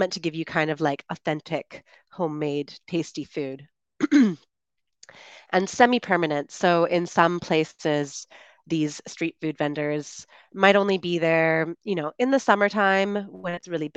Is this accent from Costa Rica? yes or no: no; Canada; moved away as an adult; I'm one of the Chatterbug tutors and streamers originally from Canada, and I am currently traveling